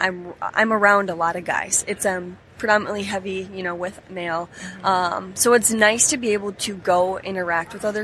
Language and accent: English; Upper Peninsula of Michigan, United States; moved away; so I grew up in the Upper Peninsula of Michigan